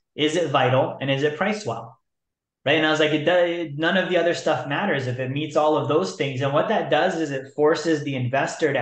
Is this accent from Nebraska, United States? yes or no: no; Alaska, United States; I'm from Alaska.